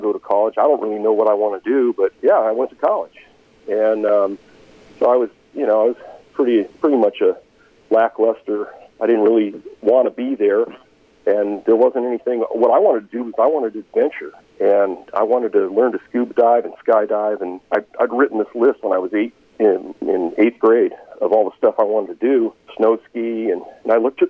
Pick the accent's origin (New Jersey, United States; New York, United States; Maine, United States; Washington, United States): Washington, United States; Seattle; I was just kind of an average kid growing up in Seattle.